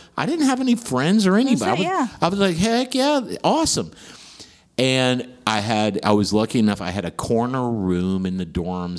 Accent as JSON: {"language": "English", "region": "West Virginia", "country": "United States", "also_born_or_lived": "Houston, Texas", "moved": "as an adult", "said": "I'm from West Virginia."}